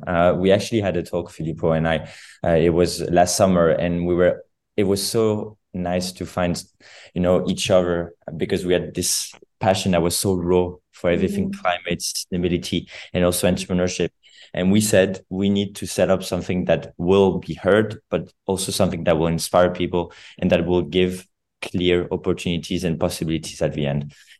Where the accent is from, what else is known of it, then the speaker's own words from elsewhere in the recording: Geneva, Switzerland; when I grew up in Geneva